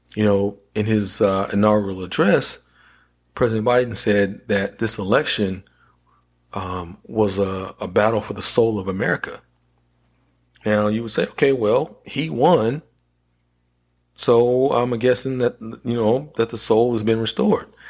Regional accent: North Carolina, United States; my home state of North Carolina

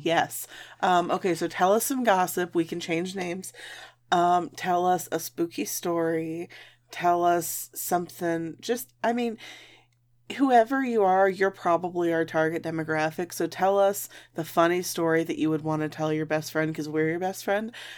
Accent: Michigan, United States; I grew up in Michigan.

